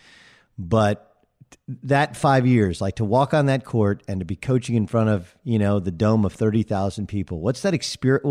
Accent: Southern California, United States; also born or lived in Milwaukee, Wisconsin; I grew up in Southern California

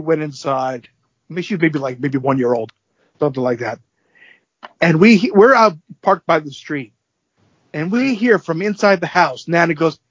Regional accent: New York, United States; accent: New York; moved away; So, every now and then, my New York accent will come out. It's gotten a little bit better since I've been out here.

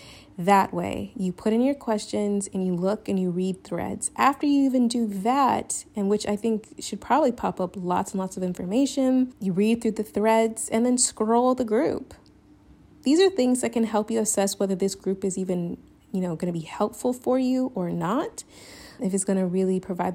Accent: the South, United States; moved away as an adult; now in Spain; I'm Southern

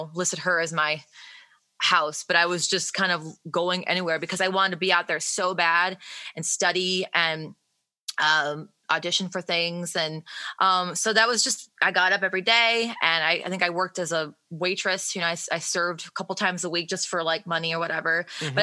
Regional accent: Detroit, Michigan, United States; moved away as an adult; now in Nashville, United States; I was born in Detroit and then my dad was an engineer for Ford and he actually, got relocated to Nashville when I was like really young

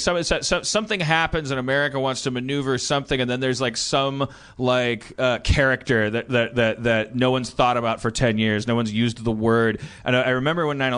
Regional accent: Wisconsin, United States; moved away; privileged guy growing up in Wisconsin

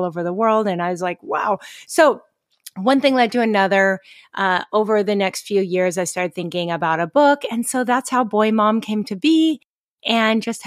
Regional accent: Pacific Northwest, United States; moved away as an adult; also born or lived in Seattle / Portland, Oregon; now in Hawaii, United States; we're both from the Pacific Northwest.

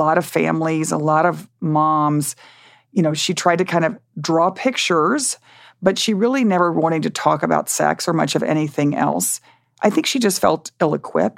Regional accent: Dallas, Texas, United States; when I grew up in Dallas, the kids I went to school with, really no one's mother worked

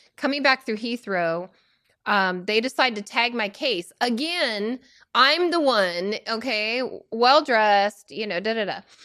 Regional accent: Washington, United States; now in Oregon, United States; born and raised Washingtonian, then to Oregon

